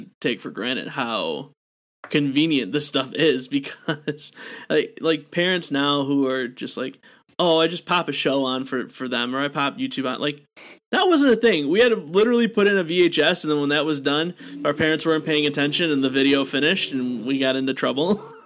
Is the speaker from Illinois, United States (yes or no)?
no; Wisconsin, United States; my home state of good old Wisconsin.